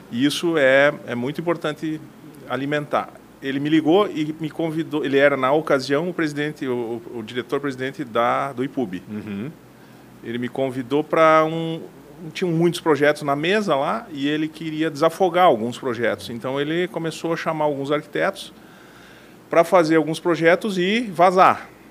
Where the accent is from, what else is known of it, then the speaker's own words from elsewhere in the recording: Mondaí, Santa Catarina, Brazil; moved away; also born or lived in Chapecó; Eu, eu nasci em Mondaí, é uma cidade do interior do, de Santa Catarina.